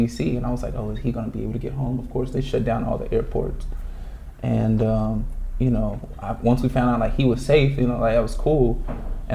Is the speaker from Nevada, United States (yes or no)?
yes; Las Vegas, Nevada, United States; moved away as an adult; I was born and raised in Las Vegas. I lived there until I graduated high school